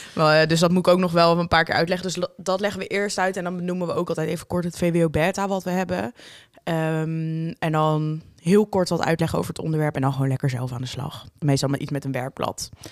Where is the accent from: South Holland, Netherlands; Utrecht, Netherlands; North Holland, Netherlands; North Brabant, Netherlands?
Utrecht, Netherlands; Amersfoort; wij komen uit Amersfoort